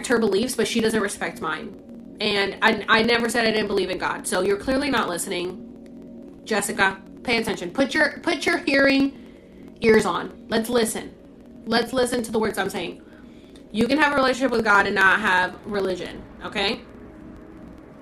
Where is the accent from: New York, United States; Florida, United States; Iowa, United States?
Florida, United States; Orlando; born or raised there; accent: Puerto Rican; moved away as an adult; also born or lived in Puerto Rico; now in California, United States